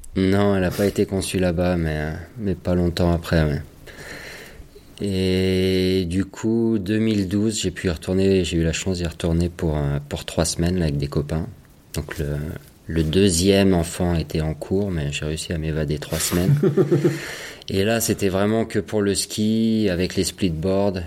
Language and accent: French; Chamonix, Auvergne-Rhône-Alpes, France; j'ai grandi juste à côté chez mes parents là.